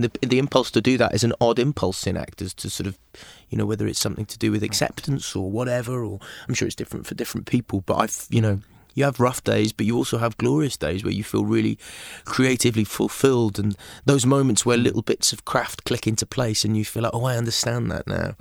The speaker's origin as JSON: {"language": "English", "town": "Aberystwyth", "region": "Wales", "country": "United Kingdom", "tie": "born or raised there", "also_born_or_lived": "England / Liverpool", "said": "in Aberystwyth, my hometown"}